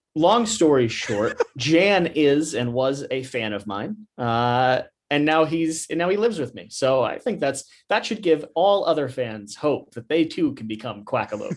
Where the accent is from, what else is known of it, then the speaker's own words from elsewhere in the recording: Kentucky, United States; I, I grew up, you know, in Kentucky. I grew up in the South